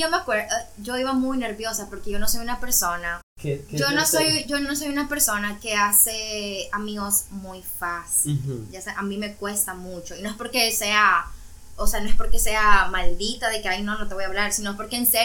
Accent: Nicaragua; born or raised there; moved away as an adult; now in Cancún, Mexico

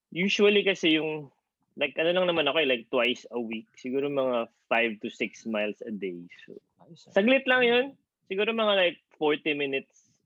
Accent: Manila, Metro Manila, Philippines; now in United States; medyo kasi ako from Manila ako eh.

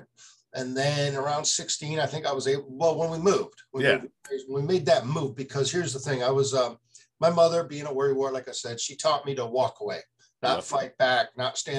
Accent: Michigan, United States; also born or lived in Marysville, Michigan; I grew up in Michigan, a little farming community 80 miles north of Detroit

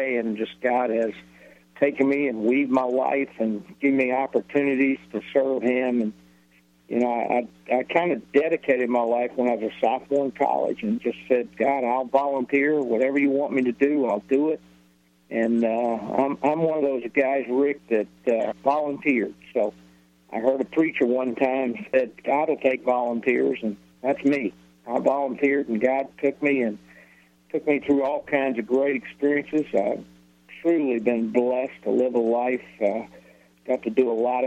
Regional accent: Newmanstown, Pennsylvania, United States; also born or lived in Ephrata, Pennsylvania; We grew up right outside of Lebanon, a little town called Newmanstown

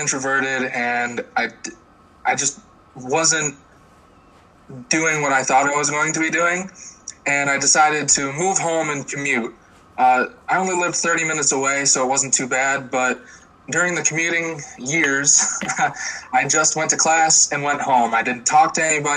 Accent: Port Byron, New York, United States; I'm from Port Byron, New York.

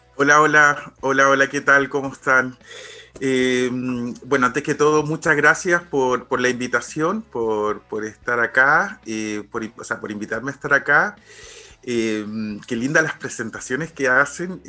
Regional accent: Chile; siendo chileno

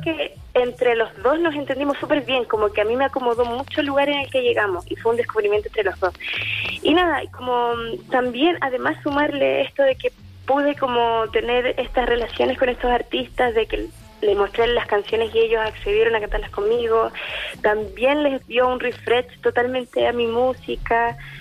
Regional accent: Santa Cruz, O'Higgins, Chile; yo vengo de región, vengo de Santa Cruz

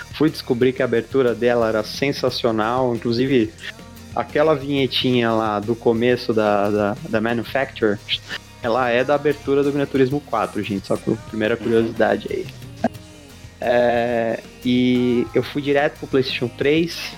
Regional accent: São Paulo, Brazil; now in Diadema, Brazil; Eu sou daqui do, da zona sul de São Paulo, mais precisamente região lá do Jardim Miriam

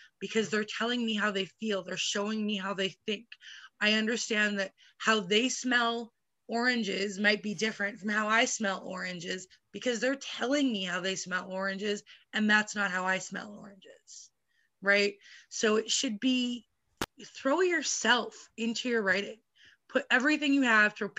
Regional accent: Vancouver, British Columbia, Canada; I would go to Vancouver, which is close to where I live

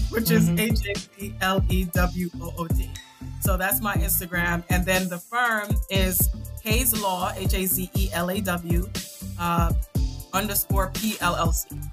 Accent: New York City, New York, United States; also born or lived in Saint Vincent and the Grenadines / Virginia; I'm from Brooklyn

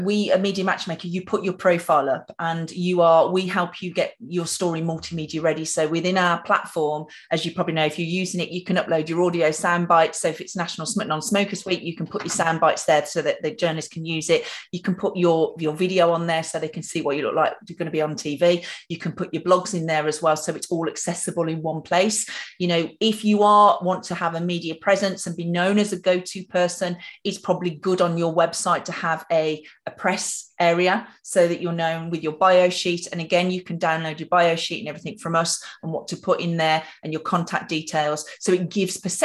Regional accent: Birmingham, West Midlands, United Kingdom; accent: Birmingham; I'm a Brummie, so you can hear my Birmingham accent

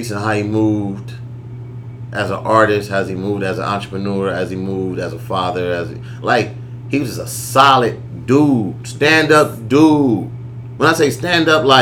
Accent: Compton, California, United States; I'm from Compton. I'm from the West Coast

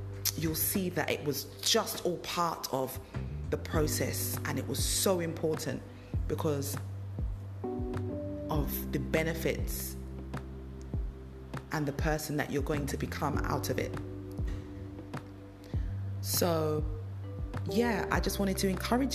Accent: London, United Kingdom; moved away as an adult; I moved away from the country I was born and bred. I grew up in London.

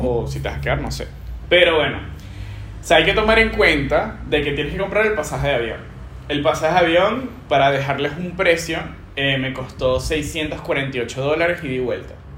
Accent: Venezuela; now in Peru; yo me voy a regresar a mi país y voy a conseguir trabajo de una vez. O sea, yo me sentía turista en mi país

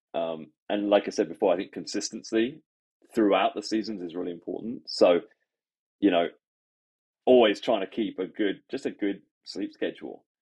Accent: England, United Kingdom; also born or lived in Sydney, Australia; now in Canada; I grew up in England

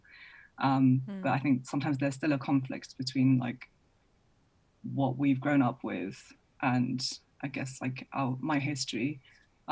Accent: London, United Kingdom; also born or lived in Paris, France / Edinburgh; we moved to London for my dad's job

